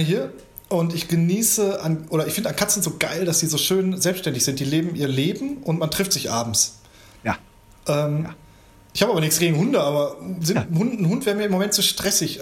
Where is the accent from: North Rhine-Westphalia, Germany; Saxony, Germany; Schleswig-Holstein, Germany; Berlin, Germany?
North Rhine-Westphalia, Germany; Gladbeck; da wo ich herkomme, also mit meinen Leuten hier aus Gladbeck